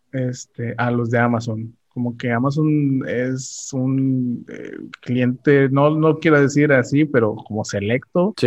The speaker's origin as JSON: {"language": "Spanish", "town": "Ciudad Victoria", "region": "Tamaulipas", "country": "Mexico", "tie": "born or raised there", "said": "soy originario de Ciudad Victoria, Tamaulipas"}